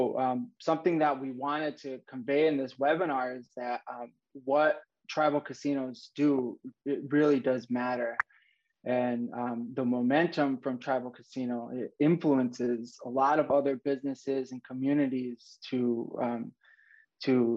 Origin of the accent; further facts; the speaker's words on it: Lac du Flambeau, Wisconsin, United States; I'm from Lac du Flanville, which is a Ojibwe reservation in northern Wisconsin